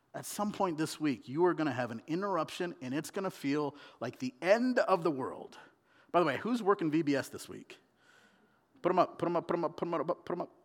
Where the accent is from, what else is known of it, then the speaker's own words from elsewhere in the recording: Southern California, United States; moved away as an adult; also born or lived in India; now in Oregon, United States; I was born in India. and I was raised in Southern California